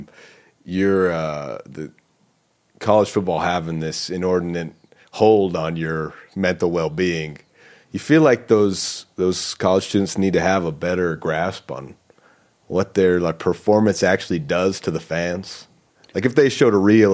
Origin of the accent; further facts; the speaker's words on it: Utah, United States; I'm from Utah